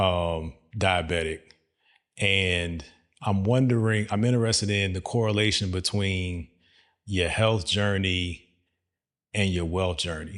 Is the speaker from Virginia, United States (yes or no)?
yes; Virginia, United States; moved away as an adult; also born or lived in Dubai; now in Texas, United States; I knew I was coming to Texas, but we're from Virginia